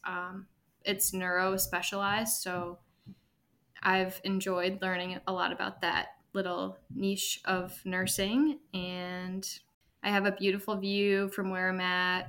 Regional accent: Milwaukee, Wisconsin, United States; also born or lived in Madison; I am from Milwaukee originally

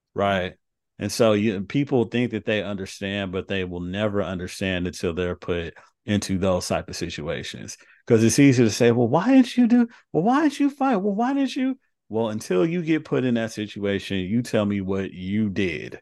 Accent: Carson, California, United States; I grew up in the inner city in L A. So, I grew up in Carson and I'm with the school in South Central.

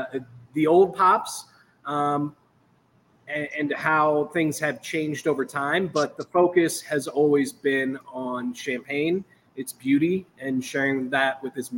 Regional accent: East Coast, United States; now in Chicago, United States; Michael and I are both from the East Coast originally

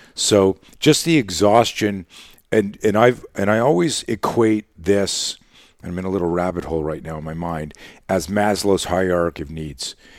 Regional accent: Canada; we grew up in Canada

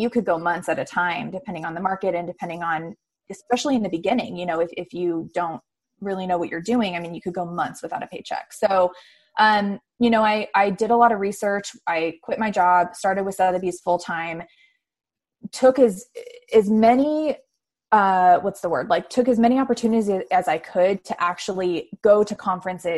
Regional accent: Arizona, United States; I grew up in Arizona, graduated from Arizona State.

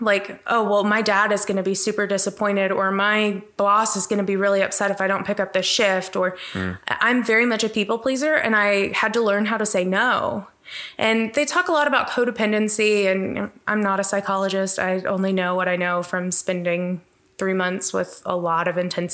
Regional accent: Abilene, Texas, United States; I grew up in Abilene. My parents owned Christian radio stations in Abilene

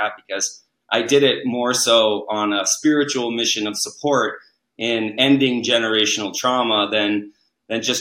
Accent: New England, United States; moved away; I grew up in New England

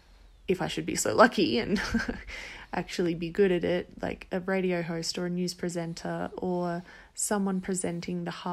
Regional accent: Perth, Western Australia, Australia; moved away as an adult; also born or lived in Yankalilla, South Australia; now in Central America; I'm from Australia, originally a small town in South Australia called Yankalilla. and I lived there for the first 10 years of my life, and then for the next 12 about, I lived in Perth

